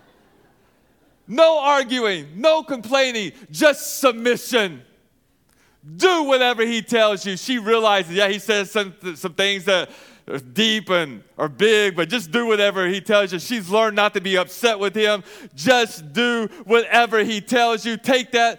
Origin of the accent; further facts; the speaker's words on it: Arkansas, United States; I'm from Arkansas. I might put an R in there and say washing